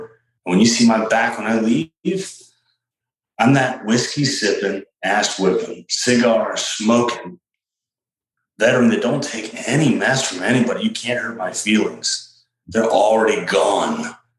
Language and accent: English; Williamsburg, Virginia, United States; So I'm from Virginia, and one thing you'll get about … is that I'm from Williamsburg, Virginia, where it all began.